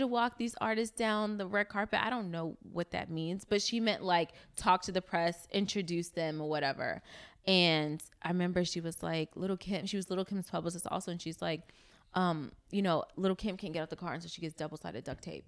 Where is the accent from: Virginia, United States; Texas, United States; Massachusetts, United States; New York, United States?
New York, United States; New York City; moved away as an adult; now in Los Angeles, United States; I'm from Brooklyn, New York. Um, was raised in East New York